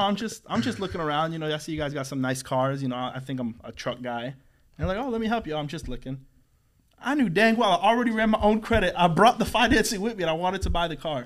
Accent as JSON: {"language": "English", "town": "St. Cloud", "country": "United States", "tie": "born or raised there", "said": "I was raised in Saint Cloud for twenty years"}